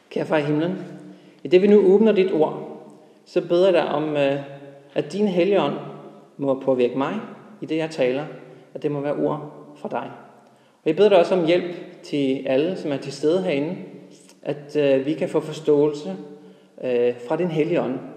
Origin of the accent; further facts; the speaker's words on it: Norway; now in Denmark; og helt tilbage, så kommer jeg egentlig fra Norge. Men øh, det er nogle år siden, jeg har boet der.